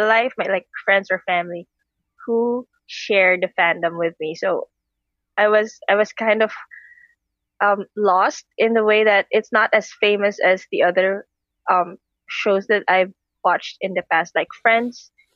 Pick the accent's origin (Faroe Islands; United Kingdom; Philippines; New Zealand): Philippines; I'm from the Philippines